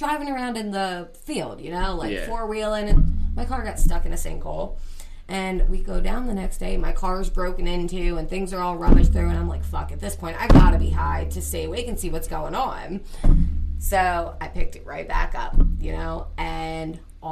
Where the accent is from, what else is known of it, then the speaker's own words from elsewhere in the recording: Lebanon, Pennsylvania, United States; to Lebanon, where my mom is. That's where I grew up. It's my hometown